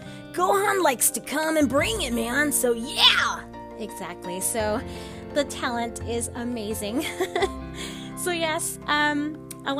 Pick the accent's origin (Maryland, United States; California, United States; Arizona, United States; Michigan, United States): California, United States; Southern; I'm from Southern California, so I'm very bubbly.